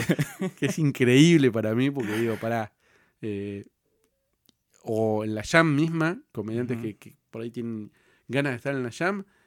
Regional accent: Cipolletti, Río Negro, Argentina; Yo soy de, de Río Negro, de Chipoletti

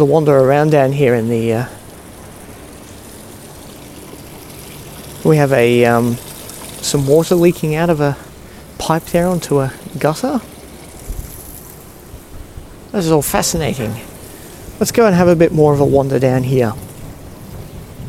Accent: Singapore; now in Sydney, Australia; I grew up in Singapore

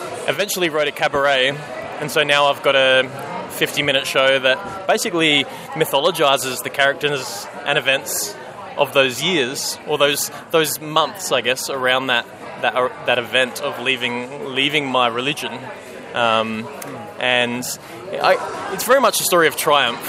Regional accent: Adelaide, South Australia, Australia; accent: Australian; I'm from Adelaide. Very Australian

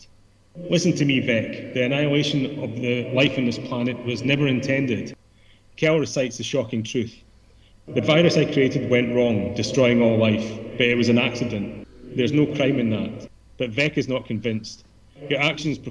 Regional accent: Scotland, United Kingdom; being Scottish as well

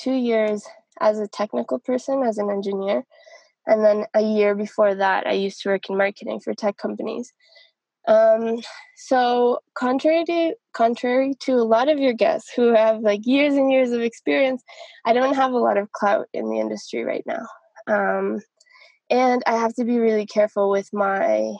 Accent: Canada; moved away as an adult; also born or lived in Colombia; now in Medellin, Colombia; I'm a Colombian-Canadian software engineer. I'm living right now in Medellin, Colombia, but I grew up in Canada

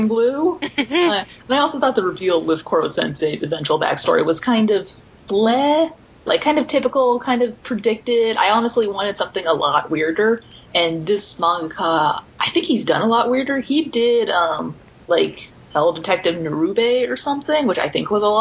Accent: United States; as an American

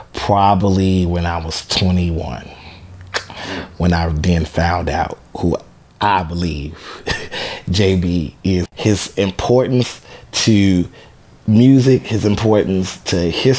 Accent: Chicago, Illinois, United States; I am from Chicago, Illinois

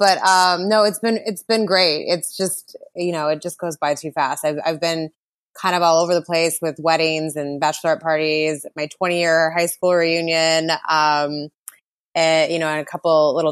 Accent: Montana, United States; moved away as an adult; also born or lived in Washington / San Diego / San Francisco; I grew up in Montana

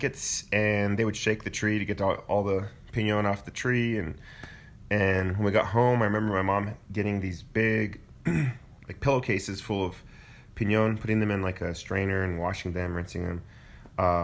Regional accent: Santa Fe, New Mexico, United States; growing up in Santa Fe

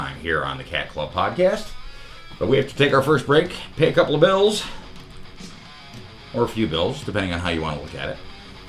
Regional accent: New York, United States; now in Columbus, United States; Well, I mean, I'm from New York.

